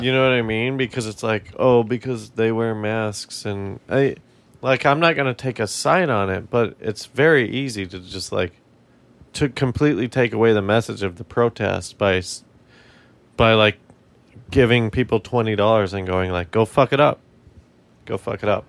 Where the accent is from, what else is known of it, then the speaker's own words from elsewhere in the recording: Colorado, United States; we're from Colorado